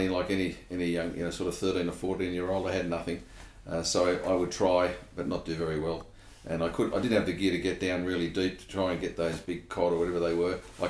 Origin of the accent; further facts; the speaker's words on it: Sydney, New South Wales, Australia; I was born in Australia, but I was an urban kid. {S0} Yeah. {S1} In Sydney